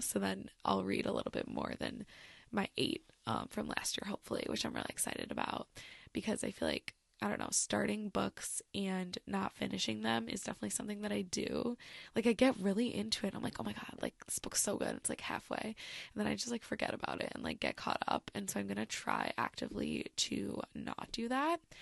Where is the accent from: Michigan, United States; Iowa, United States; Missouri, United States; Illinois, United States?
Michigan, United States; I'm from Michigan, you know, Great Lakes